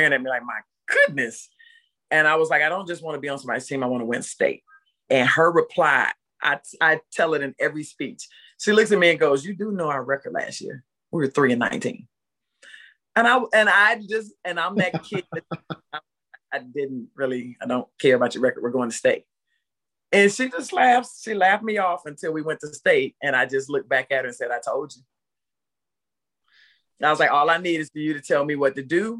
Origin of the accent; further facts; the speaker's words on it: Pensacola, Florida, United States; Pensacola, Florida, very small town in the panhandle